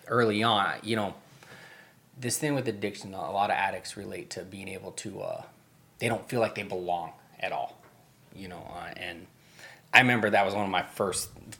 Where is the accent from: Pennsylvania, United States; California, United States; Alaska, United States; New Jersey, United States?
Alaska, United States; also born or lived in Montana; I was adopted from an Indian reservation in Montana to a family in Alaska